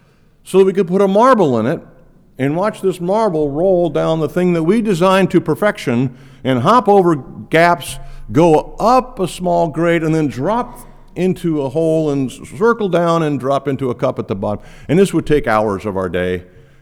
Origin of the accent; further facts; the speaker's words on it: Quito, Pichincha, Ecuador; When I was a kid growing up in Ecuador, Quito, Ecuador, the fences that were between property lines were made of mud.